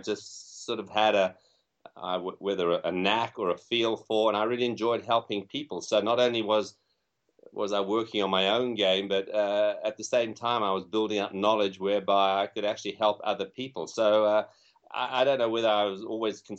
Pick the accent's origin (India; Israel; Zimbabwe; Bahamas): Zimbabwe; moved away; also born or lived in England / Southern Africa; I'm from England originally, probably can tell by my accent, but I grew up in Africa and spent time in a country which is now known as Zimbabwe